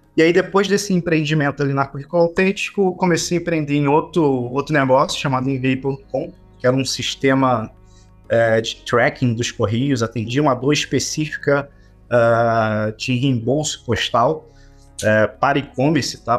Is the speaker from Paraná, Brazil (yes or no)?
no; Duque de Caxias, Rio de Janeiro, Brazil; uma delas chamada Buraco Quente, foi onde eu nasci, criado até até os 20 anos é, eu estive lá.